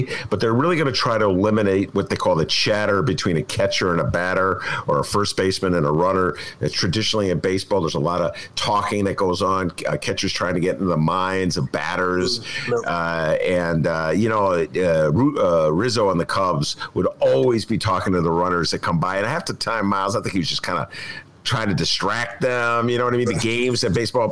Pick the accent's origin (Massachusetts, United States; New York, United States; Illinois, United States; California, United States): Illinois, United States; Evanston; I grew up in Evanston, and not from Chicago originally. And I moved to Evanston at age 10 or 11.